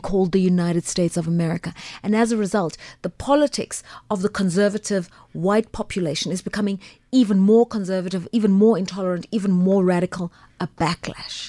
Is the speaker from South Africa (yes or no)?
yes; South Africa; also born or lived in England; as a South African